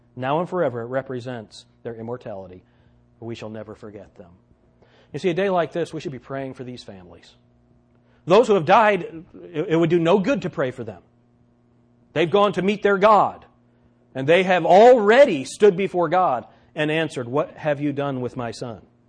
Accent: United States; as Americans, as American believers

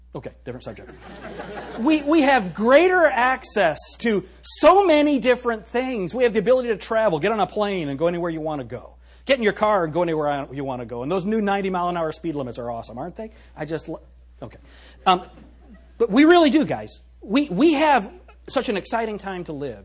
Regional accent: United States; being an American

